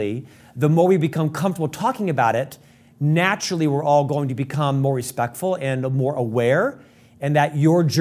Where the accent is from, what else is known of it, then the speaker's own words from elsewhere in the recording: Florida, United States; when I was raised in Florida